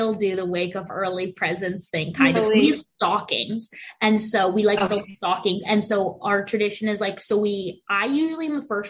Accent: United States; we are very white, very American for many generations

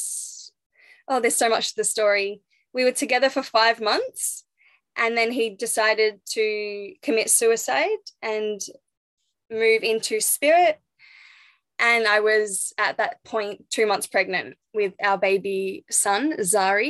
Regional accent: Phillip Island, Victoria, Australia; moved away as an adult; also born or lived in Sunshine Coast; I grew up in Phillip Island

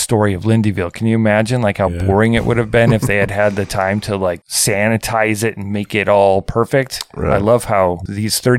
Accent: Midwest, United States; I'm from the Midwest, like the suburban type areas

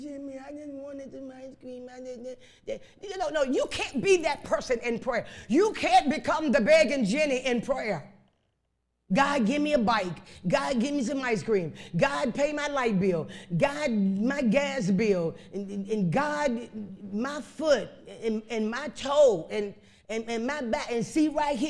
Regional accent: Chicago, Illinois, United States; I was raised up in Chicago on the west side

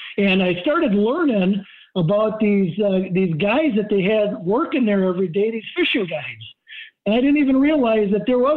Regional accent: Hayward, Wisconsin, United States; also born or lived in Iron River, Wisconsin; growing up in Hayward

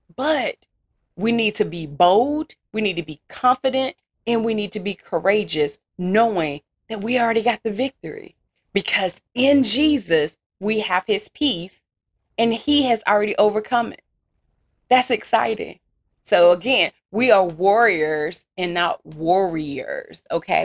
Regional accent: Louisiana, United States; accent: country Southern; I'm from Louisiana

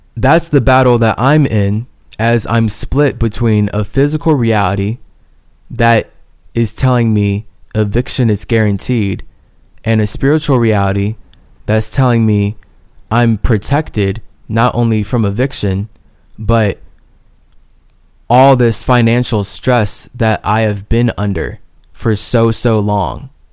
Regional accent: United States; As a Native American

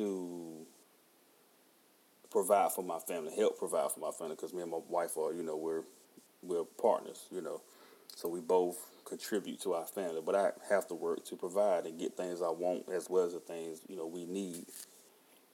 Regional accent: Halifax, North Carolina, United States; also born or lived in Rocky Mount, North Carolina / Wake County, North Carolina; I'm originally from Halifax, North Carolina. I was born in Nash General Hospital in Rocky Mount, which is Rocky Mount. Nash County is also my home

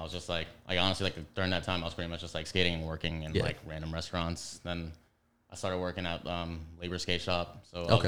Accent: New York City, New York, United States; also born or lived in Los Angeles; I grew up in Flatbush

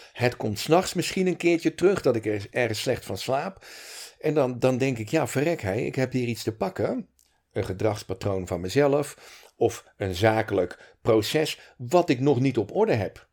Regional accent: Montfoort, Utrecht, Netherlands; now in Breda, Netherlands; ik ben in Montfort getogen, geboren in Utrecht. Kort in de beeld gewoond en het gros van mijn jeugd in uh, Montfort gewoond.

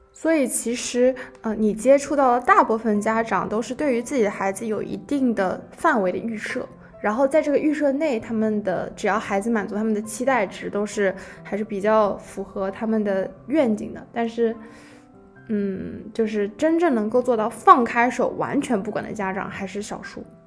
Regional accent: Shanghai, China; moved away as an adult; now in Warwick, United Kingdom; 我的初中是在上海的一所外国语学校，然后我的高中是一所英国的私校，在上海的分校

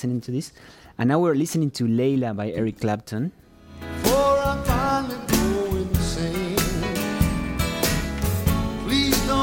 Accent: Uruguay; English is a second language; moved away; I am from Uruguay

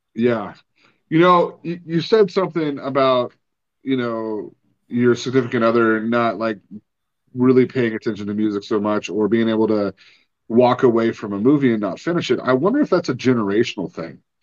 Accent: Oregon coast, United States; moved away; growing up on the Oregon coast

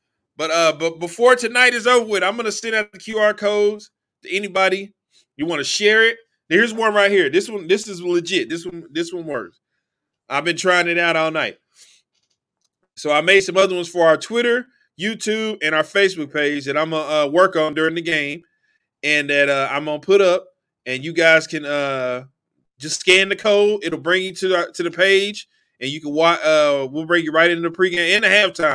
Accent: Cedar Hill, Texas, United States; moved away; Cedar Hill, Texas, my hometown

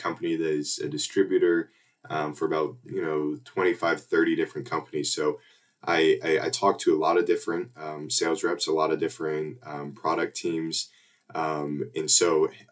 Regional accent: Warsaw, Indiana, United States; Growing up in Warsaw, Indiana, like I mentioned, orthopedic capital

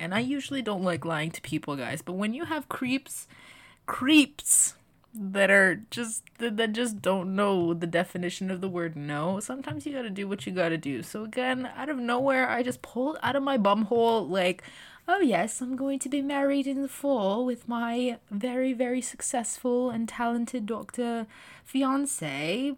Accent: Toronto, Ontario, Canada; far away from my hometown of the G T

